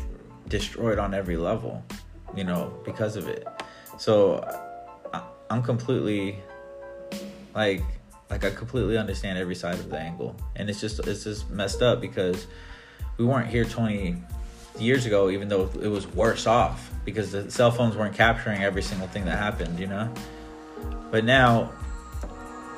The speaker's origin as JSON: {"language": "English", "region": "Northwest", "country": "United States", "tie": "born or raised there", "said": "make the Northwest my platform for me to amplify my hometown"}